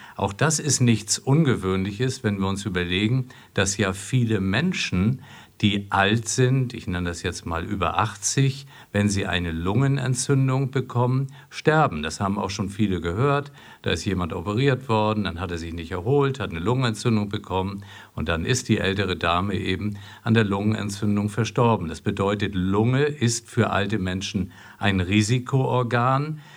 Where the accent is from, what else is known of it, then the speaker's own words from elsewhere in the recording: Flensburg, Schleswig-Holstein, Germany; also born or lived in Marburg; now in Essen, Germany; ich komme aus Flensburg und man verbindet viel mit seiner Heimatstadt, aber wenn ich dort nicht geboren wäre